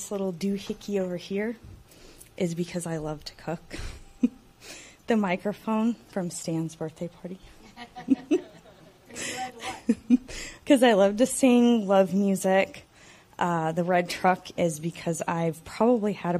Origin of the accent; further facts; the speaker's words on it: Texas, United States; also born or lived in Maine; I was born and raised in Texas